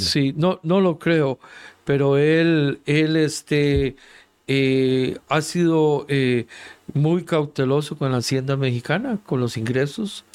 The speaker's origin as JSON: {"language": "Spanish", "country": "Costa Rica", "said": "En mi país, Costa Rica"}